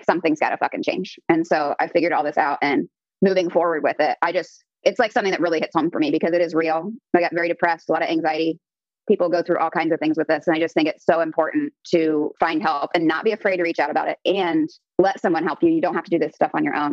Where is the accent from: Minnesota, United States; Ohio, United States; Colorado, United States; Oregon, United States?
Ohio, United States; Columbus; moved away as an adult; now in San Jose, United States; I am from Columbus, Ohio originally.